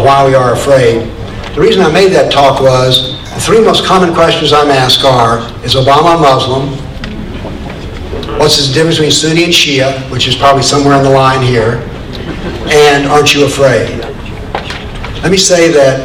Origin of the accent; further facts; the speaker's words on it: the South, Appalachia, United States; also born or lived in Nashville, Tennessee; I grew up in the South and was very conscious of slavery. I grew up in Appalachia, there were no slaves, of course, where I was